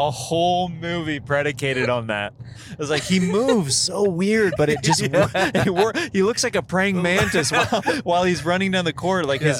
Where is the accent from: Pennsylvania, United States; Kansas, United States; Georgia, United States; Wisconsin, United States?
Kansas, United States; I'm from Kansas.